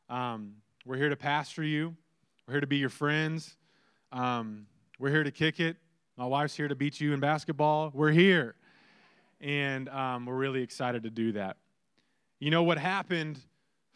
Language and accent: English; Lampasas, Texas, United States; I'm originally from Lampasas, Texas